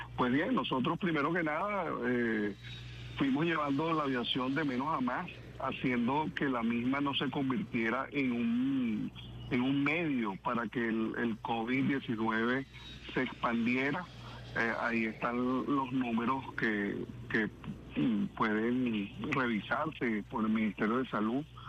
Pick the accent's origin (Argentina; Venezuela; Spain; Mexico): Venezuela; como venezolanos súper orgullosos